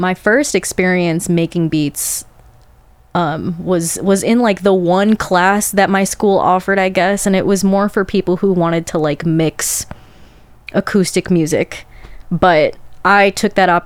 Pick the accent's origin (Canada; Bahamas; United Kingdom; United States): United States; Chicago, Illinois; Born and raised in Chicago